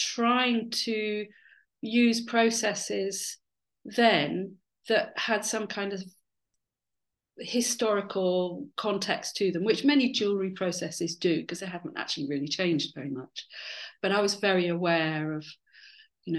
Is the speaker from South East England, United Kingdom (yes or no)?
no; Dorset, South West England, United Kingdom; moved away as an adult; also born or lived in London; I spent from 8 to 18 in Dorset, being kind of surrounded by the Jurassic Coast and lots of archaeology